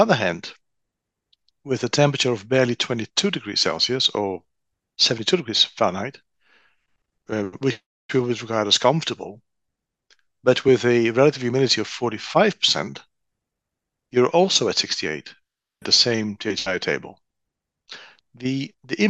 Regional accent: Netherlands; moved away; born and raised in the Netherlands.

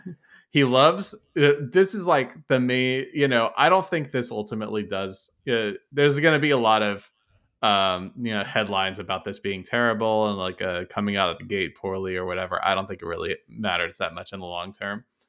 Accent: Oakland, California, United States; now in New Jersey, United States; I used y'all when I grew up in California

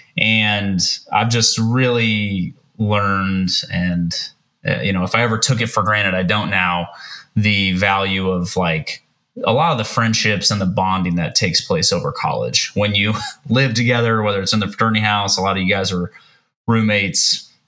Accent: Kansas City, United States; moved away as an adult; now in Oklahoma City, United States; do not live in Kansas City, but I'm originally from Kansas City

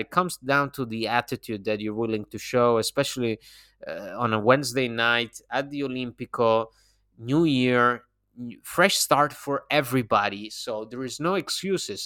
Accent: Bologna, Emilia-Romagna, Italy; I'm from Bologna

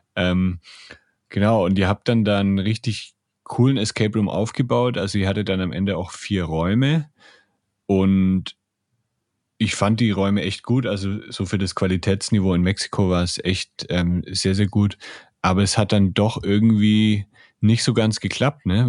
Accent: Germany; bei uns in Deutschland

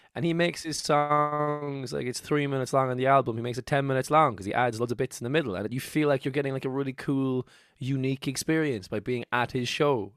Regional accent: Cork, Munster, Ireland; moved away as an adult; now in Dublin, Ireland; I moved to Dublin from Cork, where I'm from

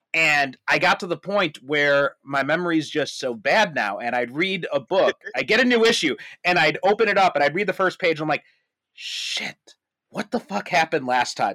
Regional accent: Chicago, Illinois, United States; moved away as an adult; also born or lived in Skokie; now in Japan; I'm from, uh, the Chicagoland area

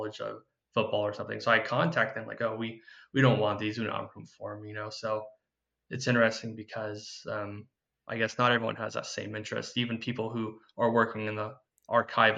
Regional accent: Paradise, California, United States; I'm from Paradise originally, and that was a town that got wiped out in the campfire in 2018

